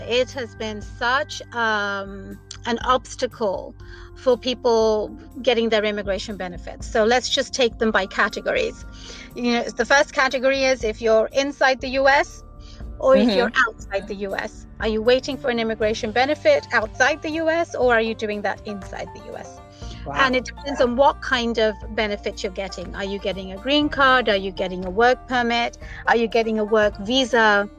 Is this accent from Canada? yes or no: no; United Kingdom; moved away as an adult; now in Washington State, United States; And I moved from the United Kingdom. So anybody who is tuning into my accent, I wasn't born here.